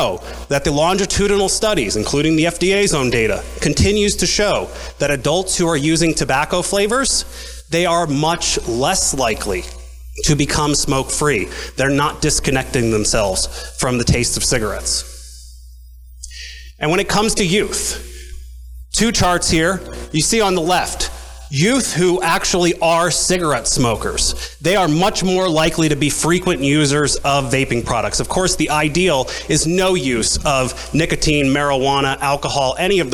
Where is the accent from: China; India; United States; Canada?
United States; Medford, New Jersey; I'm born and raised in New Jersey, in Medford